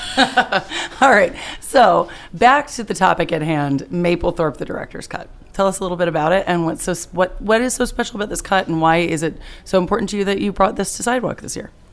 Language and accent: English; Bat Cave, North Carolina, United States; I'm originally from Bat Cave, North Carolina.